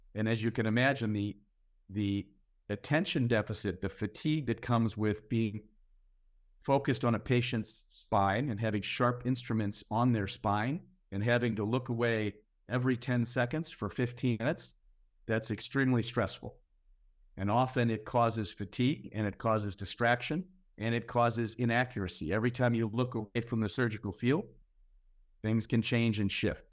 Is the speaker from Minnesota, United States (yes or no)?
yes; Minneapolis, Minnesota, United States; my hometown of Minneapolis